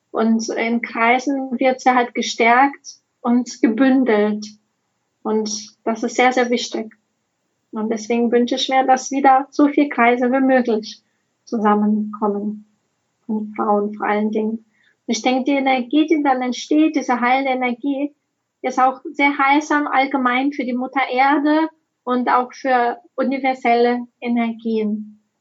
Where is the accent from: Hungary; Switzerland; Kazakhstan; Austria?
Kazakhstan; now in Germany; ich komme ursprünglich aus Kasachstan